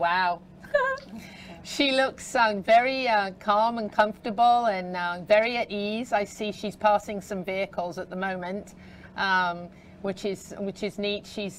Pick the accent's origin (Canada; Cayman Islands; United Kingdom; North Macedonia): United Kingdom; England; now in Ocala, United States; The house that I grew up in England is actually over 500 years old.